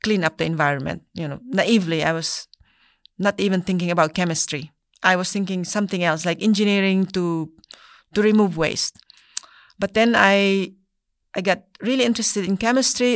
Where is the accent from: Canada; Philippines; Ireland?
Philippines; now in United States; I was born in the Philippines. I was raised in a very small village.